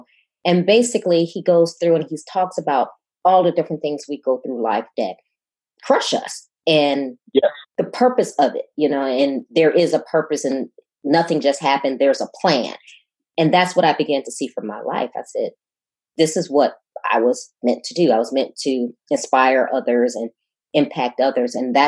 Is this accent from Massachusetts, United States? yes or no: no; Chicago, Illinois, United States; moved away as an adult; now in Houston, United States; And I'm originally from Chicago, and I've lived all over. I'm a naval officer and I've lived all over, but 8 years ago, a job brought me to Houston